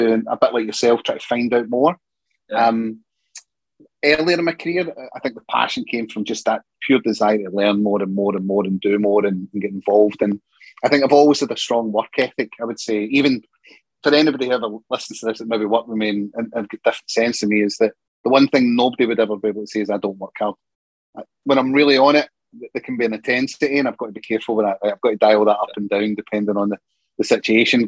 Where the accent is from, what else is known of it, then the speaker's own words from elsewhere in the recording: Scotland, United Kingdom; I'm Scottish